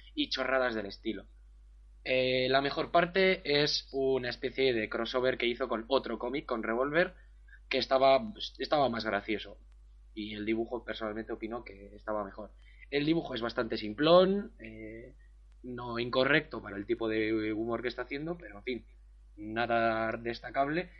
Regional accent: Basque Country, Spain; soy, bueno, español, vasco

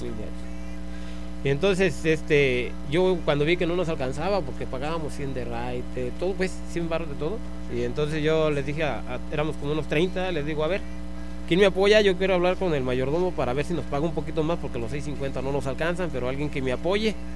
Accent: Mexico; also born or lived in Santa Rosa, California; ahí en mi pueblo en Santa Maya

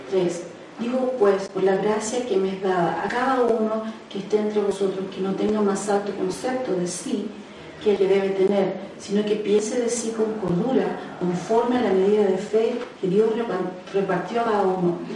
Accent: Chile; moved away; nosotros no sé cómo le dirán acá, pero en Chile le decimos el curita

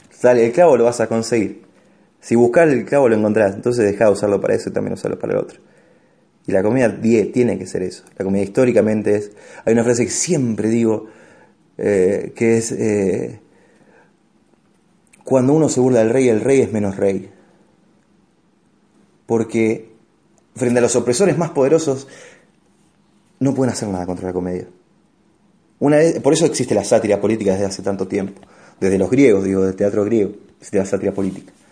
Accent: Argentina; cuando uno tiene mucha seguridad le pasa como Argentina en todos los putos mundiales, Martín. ¿Me entendés? Siempre en todos los mundiales como Argentina favorito, Argentina favorito. El día que no seamos favorito ganamos el mundial.

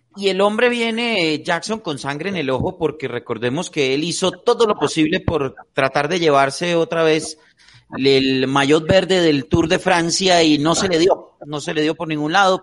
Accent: Tolima, Colombia; Yo, que soy tolimense o pita de corazón y de nacimiento

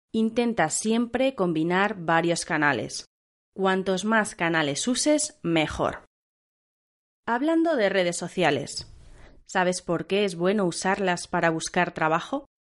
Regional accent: central Spain, Spain; Nosotras, como somos del centro de España, podemos diferenciarlo en nuestra pronunciación

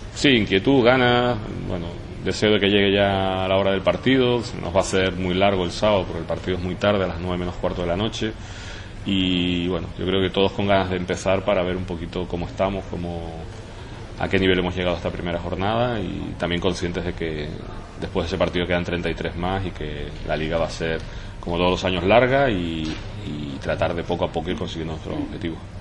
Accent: Tenerife, Canary Islands, Spain; pero también como tinerfeño

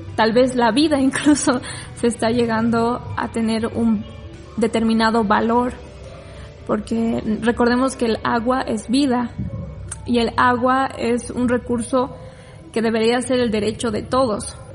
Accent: Cochabamba, Bolivia; aquí en Bolivia o en Cochabamba, no sé, porque yo soy de Cochabamba

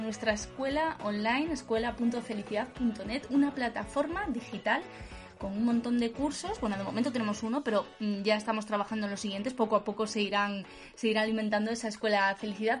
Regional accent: Cangas del Narcea, Asturias, Spain; moved away; El sitio que me vio nacer y al que tantas ganas tengo de volver

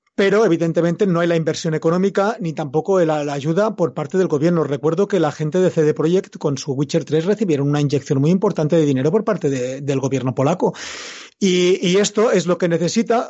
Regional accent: Mallorca, Balearic Islands, Spain; yo soy mallorquín, vivo en Mallorca

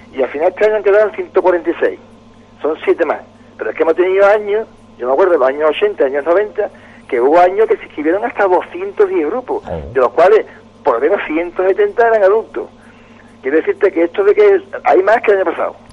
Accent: Cádiz, Andalusia, Spain; yo soy de Cádiz de casualidad

